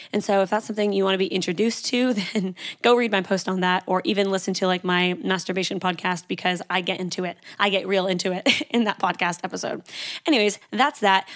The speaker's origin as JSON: {"language": "English", "country": "Canada", "moved": "yes", "lives_now": "Sydney, Australia", "said": "I'm Canadian, so my accent can be a little bit crazy sometimes"}